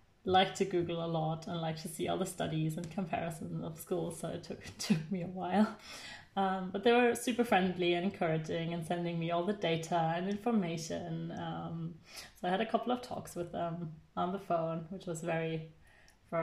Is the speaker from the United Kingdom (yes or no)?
no; Bavaria, Germany; moved away as an adult; also born or lived in Caribbean / north of Germany / Ireland; I am originally from the south of Germany. I was born and raised in Bavaria.